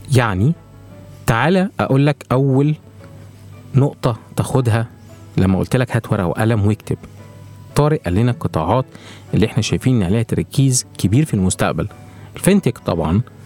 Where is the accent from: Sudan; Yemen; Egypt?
Egypt; بيئتنا وبيئه الاعمال عندنا في مصر